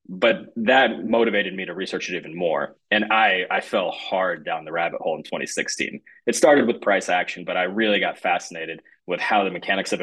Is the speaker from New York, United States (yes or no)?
no; Michigan, United States; also born or lived in Russia